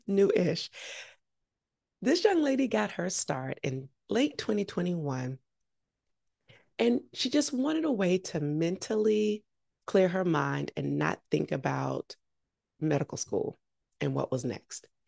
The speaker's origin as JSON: {"language": "English", "town": "Augusta", "region": "Georgia", "country": "United States", "tie": "born or raised there", "said": "I grew up in Augusta"}